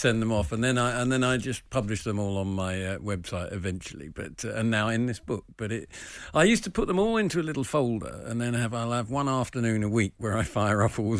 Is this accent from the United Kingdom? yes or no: yes; England, United Kingdom; I'm an English comedian and author